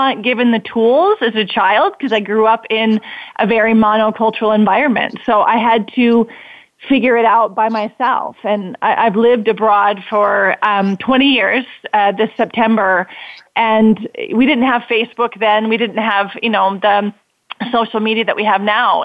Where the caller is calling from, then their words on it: South Africa; Right now I'm calling in from South Africa